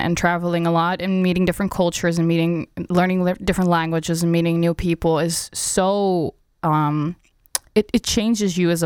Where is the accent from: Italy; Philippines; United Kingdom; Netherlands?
Netherlands; Achterhoek, Gelderland; English is a second language; also born or lived in Rotterdam, Netherlands; now in Amsterdam, Netherlands; I was born in Rotterdam, and I moved to the Achterhoek, which is like basically a shithole. And I'm not very grateful that that is where I grew up.